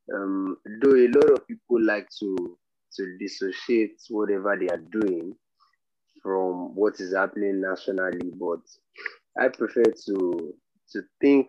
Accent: Nigeria; I like to think of myself as a conscious Nigerian youth

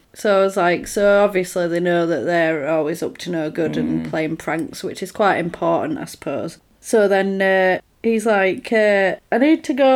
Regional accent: United Kingdom; we are British

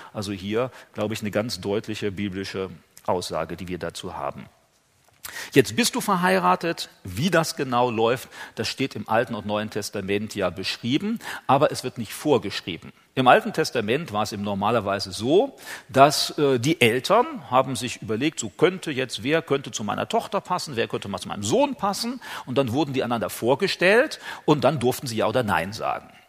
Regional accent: Germany; bei uns in Deutschland

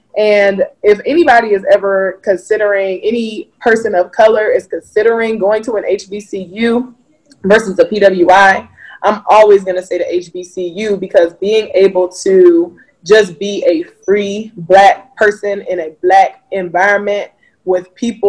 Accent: North Carolina, United States; also born or lived in Denver, United States; So I was born in Denver. I went to elementary school up until like first grade in Denver. And then we moved to North Carolina. We lived in two different places in North Carolina.

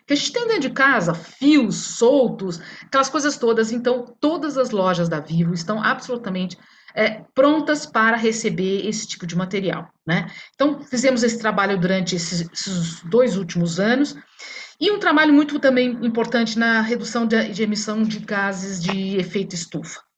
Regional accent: Minas Gerais, Brazil; Sou mineira

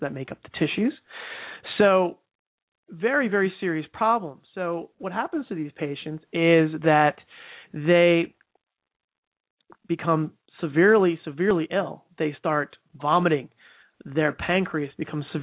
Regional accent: New Jersey, United States; I'm from New Jersey

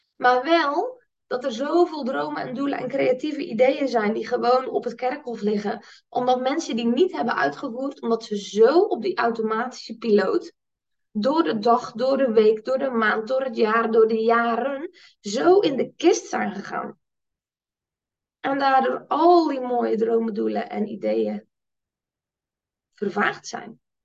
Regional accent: Netherlands; als Nederlanders

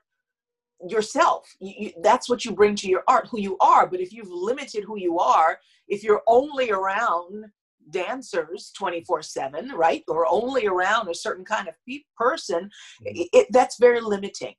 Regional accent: New York City, New York, United States; I'm born and raised in Harlem in New York

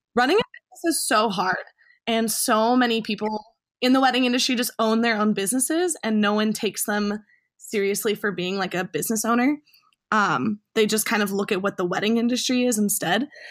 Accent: a suburb of Chicago, Illinois, United States; my hometown, a suburb of Chicago

